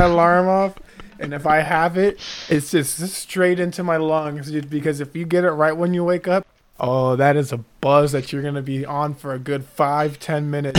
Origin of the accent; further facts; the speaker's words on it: Houston, Texas, United States; I grew up in Houston